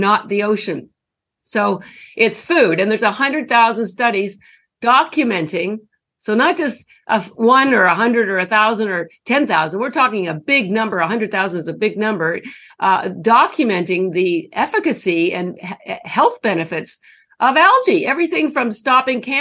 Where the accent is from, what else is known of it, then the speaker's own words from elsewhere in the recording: Canada; moved away as an adult; now in Boston, United States; I'm actually Canadian. I've lived in Boston for over 30 years. And I only mentioned the Canadian piece because that's where all my schooling was done.